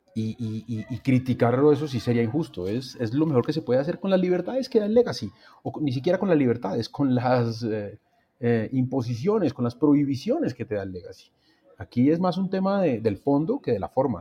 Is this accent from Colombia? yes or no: yes; Colombia; como colombiano